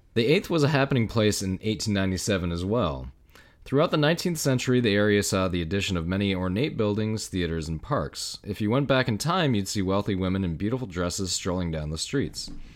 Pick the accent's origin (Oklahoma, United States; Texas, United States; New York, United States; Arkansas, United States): New York, United States; growing up in New York and travel, traveling all over the state